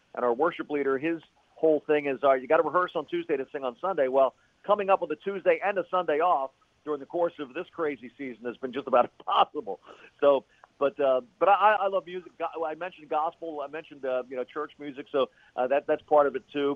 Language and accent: English; Philadelphia, Pennsylvania, United States; now in San Antonio, United States; I grew up in Philadelphia